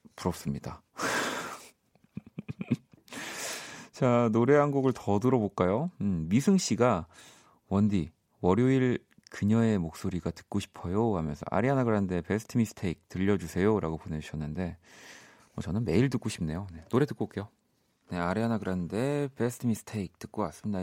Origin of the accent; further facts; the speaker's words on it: South Korea; 우리는 좀 대한민국 사람은